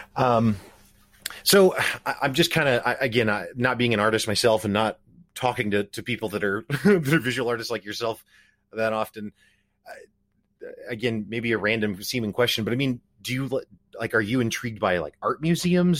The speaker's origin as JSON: {"language": "English", "town": "Springfield", "region": "Missouri", "country": "United States", "said": "I'm from Springfield, Missouri, so from nowhere town U S A, basically"}